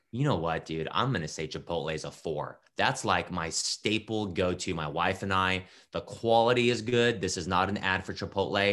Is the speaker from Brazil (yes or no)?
no; Japan; also born or lived in California / Ohio; now in Columbus, United States; I grew up in Japan